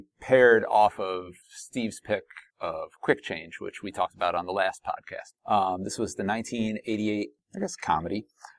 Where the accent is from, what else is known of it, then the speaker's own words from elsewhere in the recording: Canada; I'm Canadian.